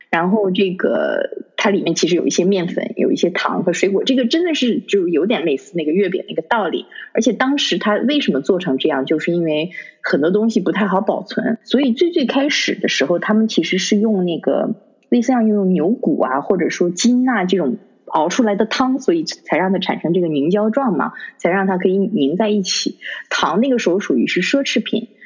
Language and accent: Chinese; Harbin, Heilongjiang, China; now in London, United Kingdom; 以前小的时候在哈尔滨过年